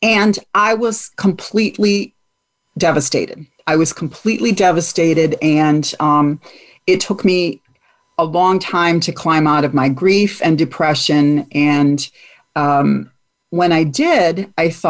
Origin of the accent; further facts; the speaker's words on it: Michigan, United States; moved away as an adult; also born or lived in Virginia; my home state of Michigan